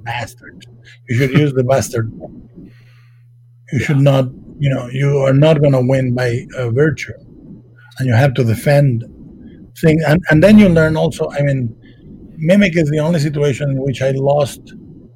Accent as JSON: {"language": "English", "country": "Mexico", "tie": "born or raised there", "moved": "as an adult", "said": "I was raised in Mexico"}